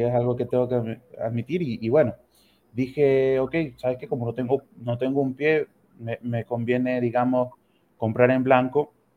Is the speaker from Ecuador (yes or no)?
yes; Ecuador; moved away as an adult; now in Santiago, Chile; soy médico ecuatoriano